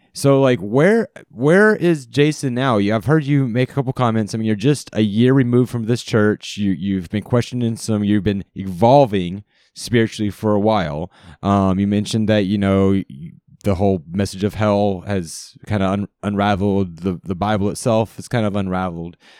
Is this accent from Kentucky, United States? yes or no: no; Charlotte, North Carolina, United States; I grew up in Charlotte, North Carolina